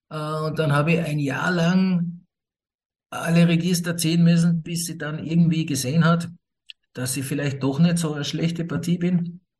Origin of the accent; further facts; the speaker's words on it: Scotland, United Kingdom; born there; also ich bin in Schottland geboren, mein Vater kommt aus Schottland, nicht? aber meine Mutter kommt aus Österreich